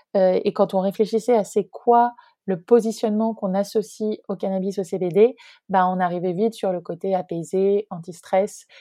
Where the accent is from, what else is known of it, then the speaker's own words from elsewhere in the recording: near Rennes, Brittany, France; also born or lived in Nantes; j'ai grandi en Bretagne, j'ai grandi à côté de Rennes, où je suis actuellement.